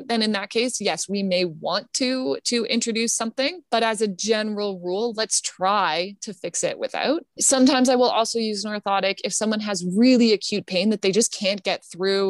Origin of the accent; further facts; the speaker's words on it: Canada; I'm Canadian, but I'm a member of our Canadian Physiotherapy Association